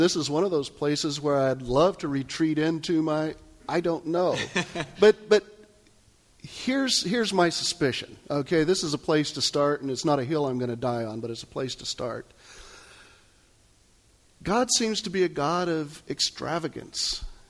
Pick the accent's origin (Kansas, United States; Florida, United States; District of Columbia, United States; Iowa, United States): Kansas, United States; That's when I was growing up in Kansas.